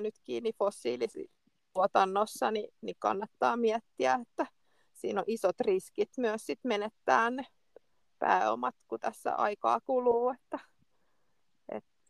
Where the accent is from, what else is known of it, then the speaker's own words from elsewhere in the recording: Finland; olen, olen Suomesta